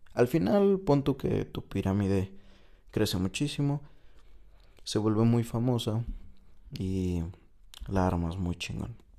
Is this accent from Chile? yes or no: no; Mexico; moved away as an adult; also born or lived in China; llegué a México, un lugar que... Eh, de cierta manera desconozco, aunque es mi país, porque estuve fuera seis años